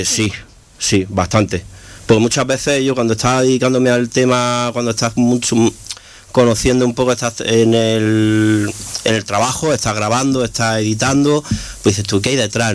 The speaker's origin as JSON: {"language": "Spanish", "town": "Granada", "region": "Andalusia", "country": "Spain", "said": "Yo soy de aquí, de Granada"}